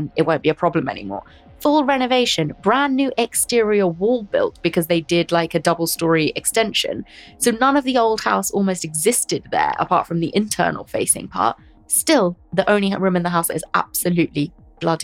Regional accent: Hertfordshire, East of England, United Kingdom; where I grew up in Hertfordshire

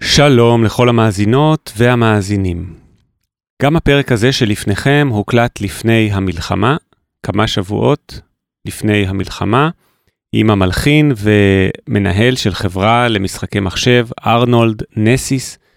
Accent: Jerusalem, Jerusalem District, Israel; ששנינו מכירים כירושלמים, אה, מיתולוגיים בעצמנו

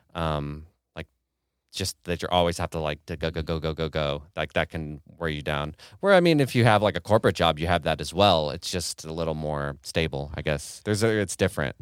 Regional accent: Kansas City, Missouri, United States; moved away as an adult; now in Detroit, United States; I'm from Kansas City, lived in Kansas City my whole

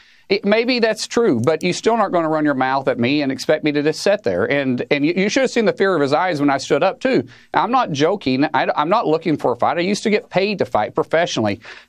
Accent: Oklahoma, United States; I'm a guy from Oklahoma first.

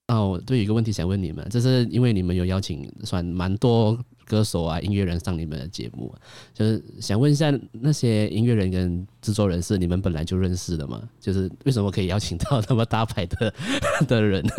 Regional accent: Kuala Lumpur, Peninsular Malaysia, Malaysia; 我在西马

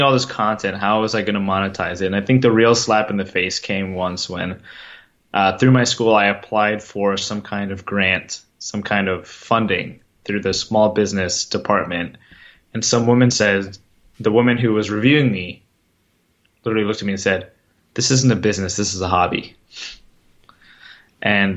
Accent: Virginia, United States; when I was in elementary school and middle school, I'm from Virginia, and I went to the Virginia State level of the National Geographic B 3 times

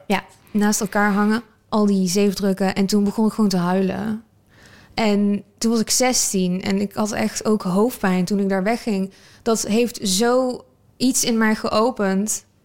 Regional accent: North Brabant, Netherlands; Ik ben wel geboren in Nederland

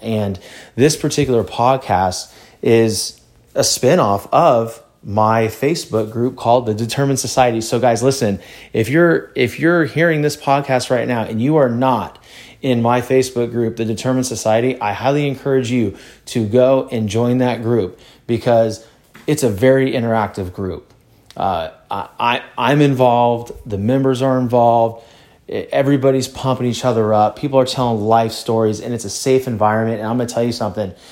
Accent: California, United States; also born or lived in Louisiana; I grew up in California

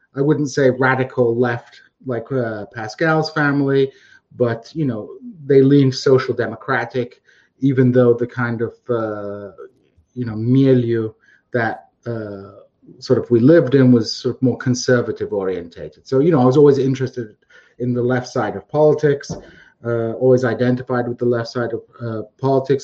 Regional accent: United Kingdom; I was brought up in a pretty comfortable middle class uh, British uh, sort of household

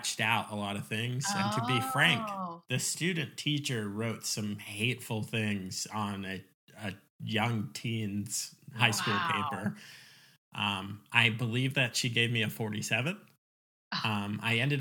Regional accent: Virginia Beach, Virginia, United States; moved away; also born or lived in New York / Oklahoma; we moved to Virginia Beach. But I did my formative years there.

